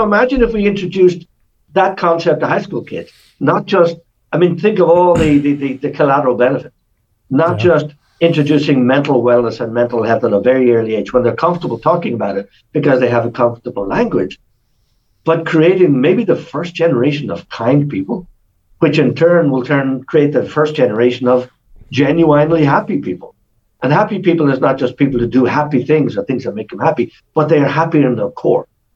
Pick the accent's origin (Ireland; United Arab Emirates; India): Ireland; I'm Irish